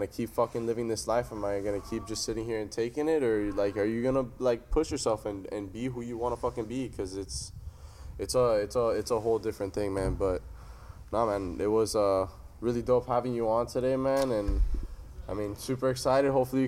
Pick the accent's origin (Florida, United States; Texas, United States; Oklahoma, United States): Florida, United States; Miami; I'm from Miami. I know exactly how that shit is, man.